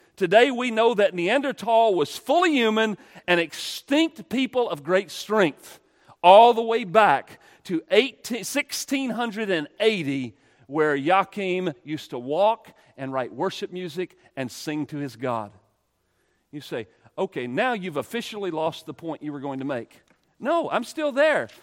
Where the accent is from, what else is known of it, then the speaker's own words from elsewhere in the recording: United States; I'm an American.